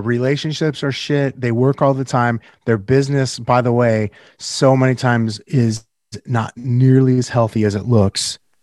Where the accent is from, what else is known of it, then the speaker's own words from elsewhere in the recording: Northern California, United States; moved away; I'm from Northern California originally